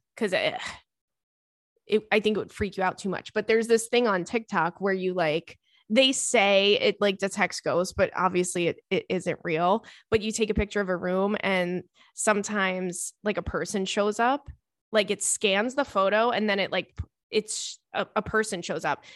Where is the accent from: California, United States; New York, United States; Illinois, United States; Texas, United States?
New York, United States; I grew up in New York